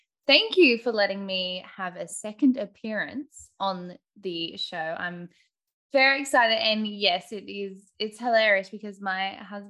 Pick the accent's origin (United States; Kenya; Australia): Australia; accent: Bogan; I'm from Australia, hence the Bogan accent.